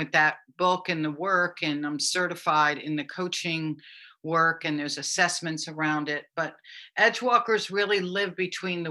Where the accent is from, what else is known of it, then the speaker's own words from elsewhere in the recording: United States; also born or lived in New York; now in Maui, United States; I'm from Connecticut in New York originally, so that's actually my kind of hometown where I'm from, but I've lived out here on and off for many, many years